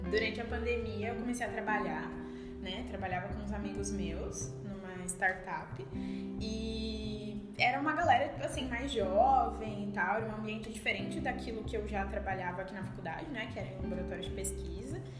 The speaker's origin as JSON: {"language": "Portuguese", "region": "São Paulo", "country": "Brazil", "tie": "born or raised there", "moved": "as an adult", "lives_now": "Santa Maria, Brazil", "said": "Uh, eu tenho 23 anos, eu sou natural de São Paulo e eu vim para Santa Maria para estudar."}